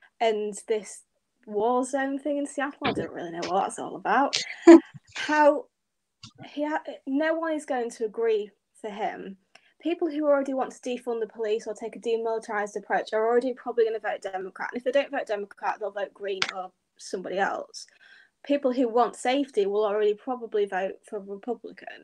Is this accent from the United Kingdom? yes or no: yes; United Kingdom; I'm from the UK. So yeah, you can obviously tell by my accent, I'm not a Yank